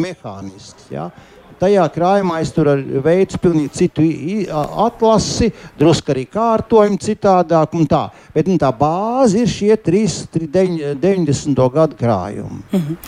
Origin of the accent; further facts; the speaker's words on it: Liepāja, Kurzeme, Latvia; pats būdams kurzemnieks, kā, kā dzimis un izaugs liepainieks